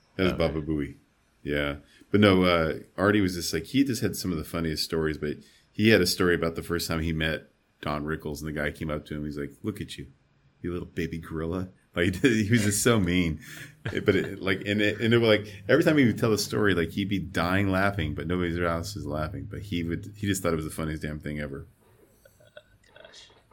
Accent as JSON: {"language": "English", "region": "Arizona", "country": "United States", "said": "I'm from Arizona."}